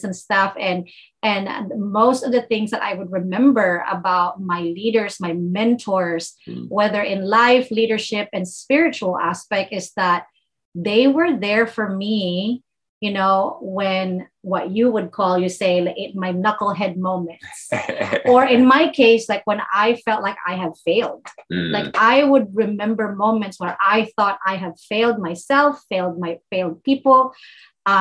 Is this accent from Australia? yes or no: no; Philippines; I was born and raised Catholic in the Philippines